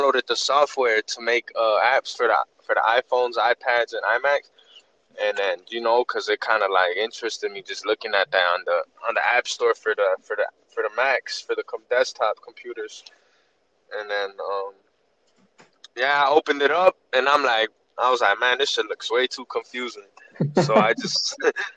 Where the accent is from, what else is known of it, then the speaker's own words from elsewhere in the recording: Chicago, Illinois, United States; Chicago, United States